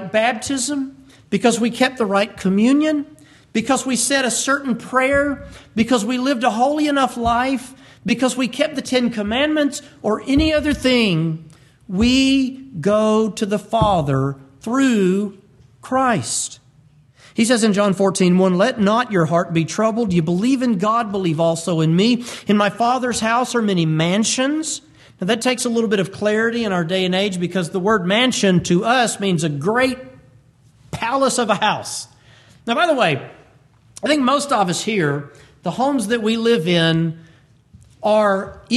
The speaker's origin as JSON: {"language": "English", "town": "Birmingham", "region": "Alabama", "country": "United States", "said": "we're from Birmingham"}